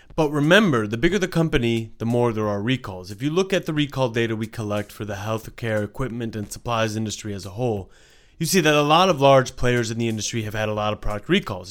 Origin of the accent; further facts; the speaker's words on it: Australia; I am Australian